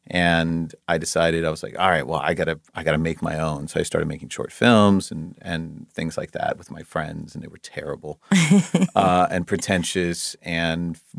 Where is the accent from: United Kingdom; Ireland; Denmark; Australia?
Denmark; moved away as an adult; now in Los Angeles, United States; I was born and raised in Denmark. My whole family is still back there. I moved to LA when I was 19.